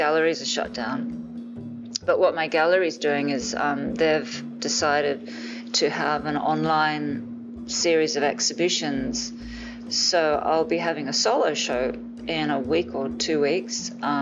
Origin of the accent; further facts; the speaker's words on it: Tokyo, Japan; now in Los Angeles, United States; We were living in Tokyo when I was a kid. I grew up in Japan